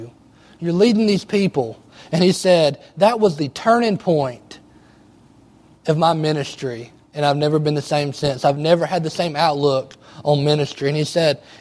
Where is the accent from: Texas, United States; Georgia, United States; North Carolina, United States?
Georgia, United States; Palmetto; I grew up here in Palmetto